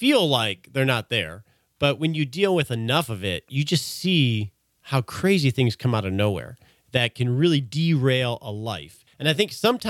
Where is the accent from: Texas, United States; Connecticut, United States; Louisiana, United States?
Texas, United States; We're both from Texas